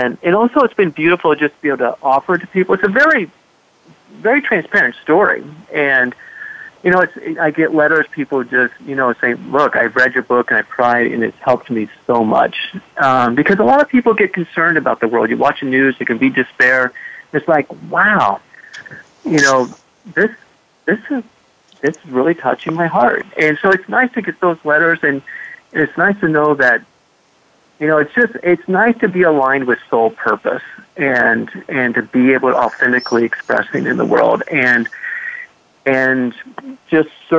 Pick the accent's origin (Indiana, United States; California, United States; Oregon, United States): Indiana, United States; moved away; also born or lived in West Africa; growing up in Indiana, living in the bush in West Africa